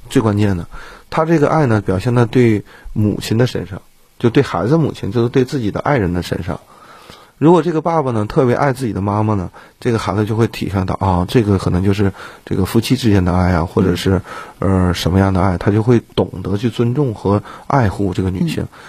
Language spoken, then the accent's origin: Chinese; Northeast China, China; 我们东北人脾气都很火爆，包括自己也是